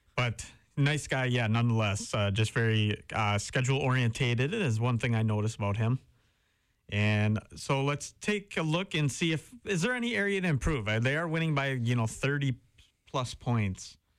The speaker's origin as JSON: {"language": "English", "town": "Howard", "region": "Wisconsin", "country": "United States", "said": "That's where I'm from, up in the pier. I'm from Howard"}